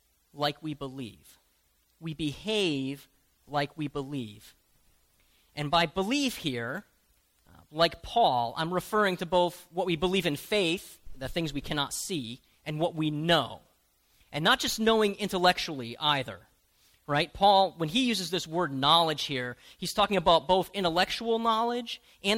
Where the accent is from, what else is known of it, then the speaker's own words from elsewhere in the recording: United States; as American Christians